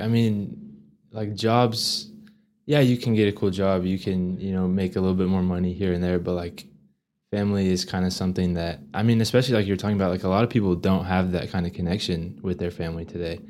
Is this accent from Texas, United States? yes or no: yes; Amarillo, Texas, United States; growing up in Amarillo